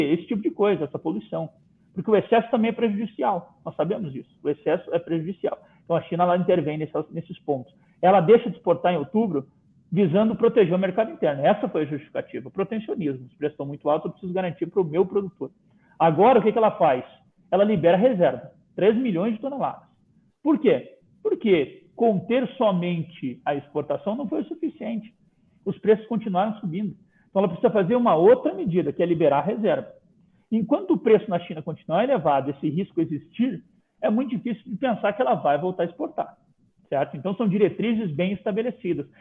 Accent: Brazil; somos nós brasileiros

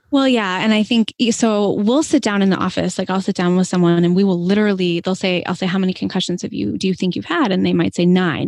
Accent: Boston, Massachusetts, United States; moved away; I'm from Boston originally and trained in the Northeast

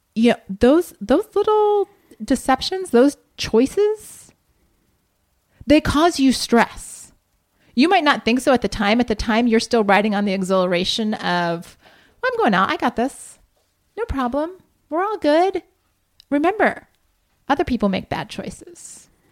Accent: Columbus, Ohio, United States; moved away; my hometown

